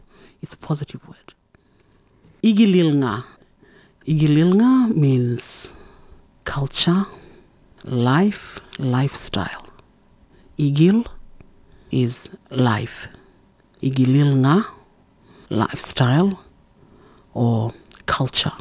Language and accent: English; Saibai Island, Torres Strait, Queensland, Australia; first language Kala Kawaw Ya; English is a second language; now in Bamaga, Australia; I belong to the Sui Baidam clan of Saibai Island, and I live in Bamaga, in the very northern tip of Queensland